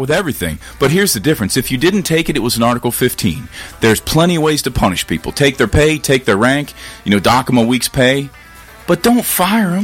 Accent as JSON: {"language": "English", "town": "Cincinnati", "region": "Ohio", "country": "United States", "tie": "born or raised there", "moved": "yes", "lives_now": "Tennessee, United States", "said": "I grew up in Ohio, um, and very very conservative place in Cincinnati."}